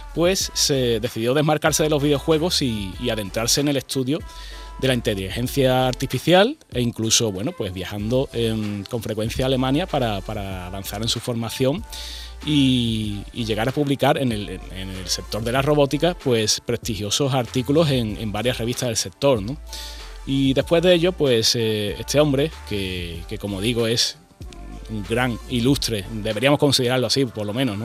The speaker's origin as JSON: {"language": "Spanish", "region": "Andalusia", "country": "Spain", "said": "siendo andaluz"}